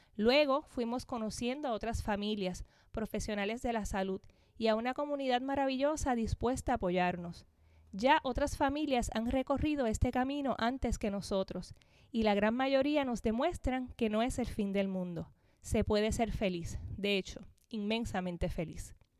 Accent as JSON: {"language": "Spanish", "town": "Corozal", "country": "Puerto Rico", "tie": "born or raised there", "said": "Soy natural de Corozal, Puerto Rico, donde actualmente vivo con mi familia"}